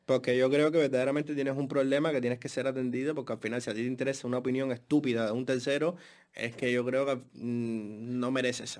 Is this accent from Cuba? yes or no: yes; Cuba; moved away; 100% cubano y el acento nunca en la vida me ha causado un problema para trabajar en este país